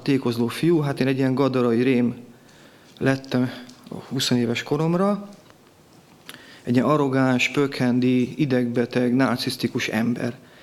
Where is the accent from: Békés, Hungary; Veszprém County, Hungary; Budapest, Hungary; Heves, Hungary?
Békés, Hungary; Gyula; Itt születtem Gyulán